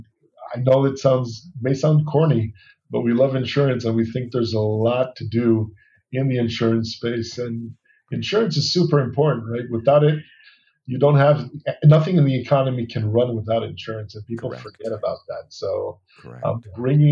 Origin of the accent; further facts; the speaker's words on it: Allentown, Pennsylvania, United States; also born or lived in New York; now in Tel Aviv, Israel; I was born and raised in Allentown, Pennsylvania, then lived in New York for many years